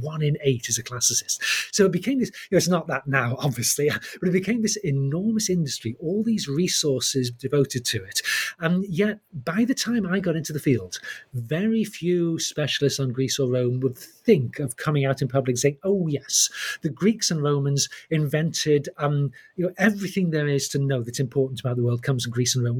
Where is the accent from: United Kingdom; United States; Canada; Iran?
United Kingdom; the English Midlands; I grew up in the English Midlands, I was born in 1960